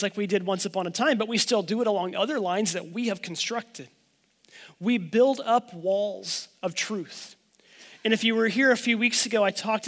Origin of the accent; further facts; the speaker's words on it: Oklahoma, United States; I'm from Oklahoma